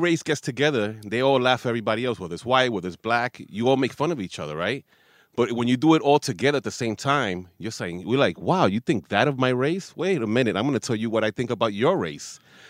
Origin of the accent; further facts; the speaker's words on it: New York City, New York, United States; Growing up in the Heights